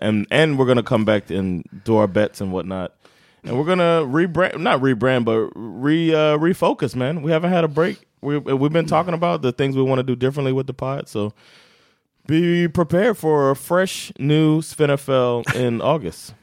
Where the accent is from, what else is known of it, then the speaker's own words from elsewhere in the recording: Florida, United States; I'm from Florida.